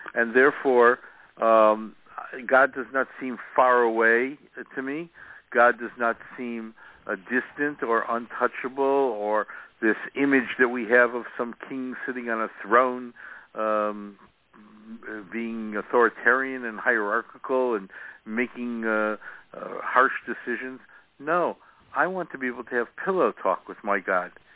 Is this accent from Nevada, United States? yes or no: no; Chicago, Illinois, United States; now in San Diego, United States; I grew up in Chicago